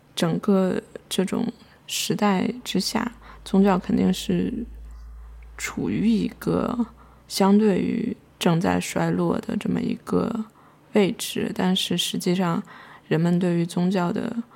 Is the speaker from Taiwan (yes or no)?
no; China; 我们作为一个中国人